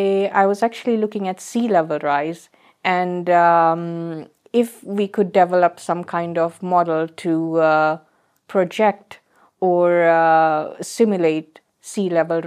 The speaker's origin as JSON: {"language": "English", "country": "Fiji", "said": "I'm from the Fiji Island."}